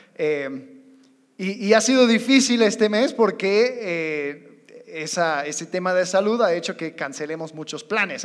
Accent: United States; moved away; Como buen gringo, yo tengo casi 12 años en este país

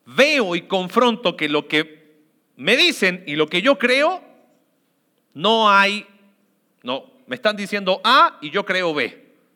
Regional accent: Mexico; como sociedad mexicana

